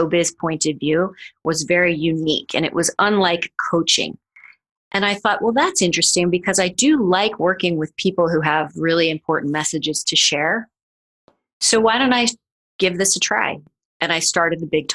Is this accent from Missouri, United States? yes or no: yes; Missouri, United States; now in New York City, United States; I am from Missouri, and I literally moved to New York City to pursue a career in classical dance